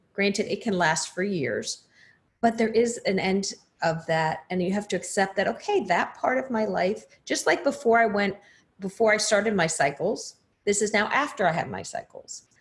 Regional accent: New Jersey, United States; moved away; I'm originally from New Jersey, so we have very different accents.

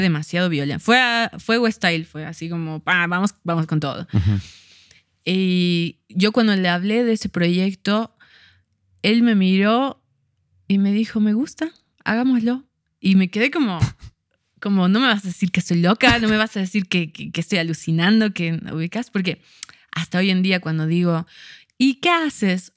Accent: Cochabamba, Bolivia; also born or lived in La Paz, Bolivia; nací en La Paz, ah, pero viví acá.

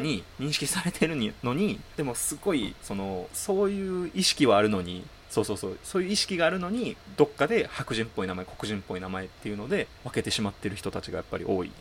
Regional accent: Japan; 在日韓国人でさ

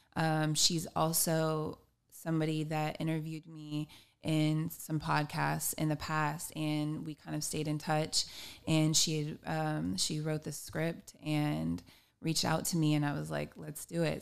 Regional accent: Long Beach, California, United States; I am a musician from Long Beach, California.

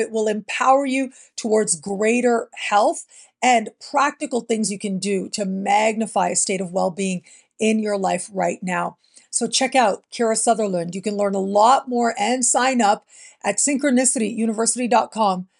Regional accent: Canada; moved away; being born and raised in Canada, it is the place that I consider home

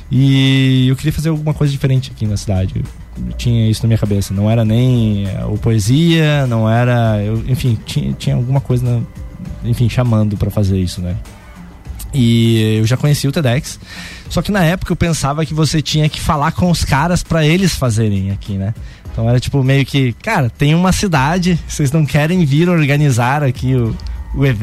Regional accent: Santa Catarina, Brazil; sou aqui lá de Santa Catarina e tal, interior de Santa Catarina.

